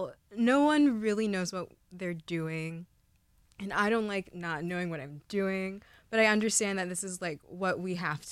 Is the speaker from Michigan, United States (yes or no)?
no; Maryland, United States; moved away as an adult; now in Los Angeles, United States; I'm going back to Maryland. I'm excited to see my family and my friends and my cat.